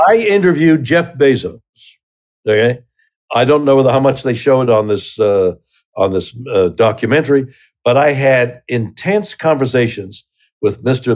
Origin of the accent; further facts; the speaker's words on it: Canada; I'm Canadian